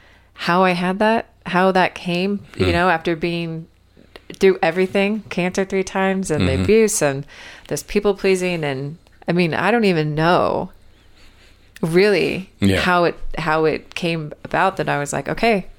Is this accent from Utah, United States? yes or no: yes; Utah, United States; moved away as an adult; also born or lived in Bahamas; Hi, I'm from Utah, and I'm moving to the Bahamas.